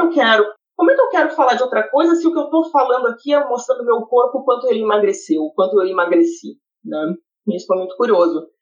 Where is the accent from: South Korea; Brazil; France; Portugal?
Brazil; interior of Rio Grande do Sul; moved away as an adult; now in Canada; que nasceu no interior do Rio Grande do Sul, tá? Sou gaúcha